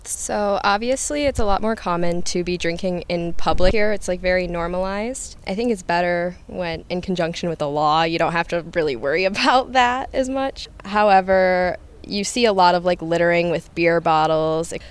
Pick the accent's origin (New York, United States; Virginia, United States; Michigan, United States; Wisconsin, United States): Michigan, United States; now in Freiburg, Germany; I'm from Michigan